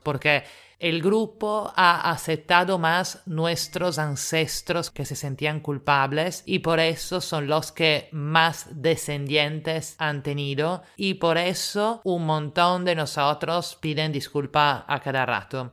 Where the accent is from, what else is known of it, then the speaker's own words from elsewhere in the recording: Italy; now in Lima, Peru; italiana en Lima